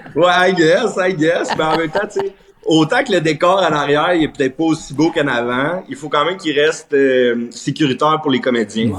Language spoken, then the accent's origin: French; Plantagenet, Ontario, Canada; also born or lived in Treadwell; Fait que je dis que je viens de Treadwell, mais ultimement, Plantagenet. J'étais allé à l'école à Plantage. ma famille vient de Plantagenet